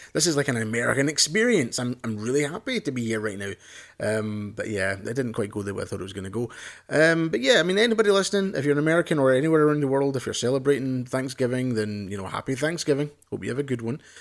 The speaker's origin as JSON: {"language": "English", "region": "Scotland", "country": "United Kingdom", "said": "I'm Scottish or British or whatever you wanna say"}